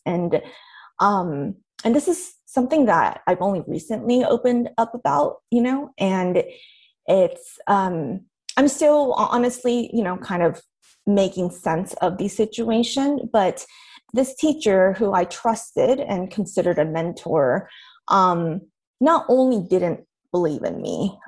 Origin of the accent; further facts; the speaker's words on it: Irvine, California, United States; I grew up in Irvine, California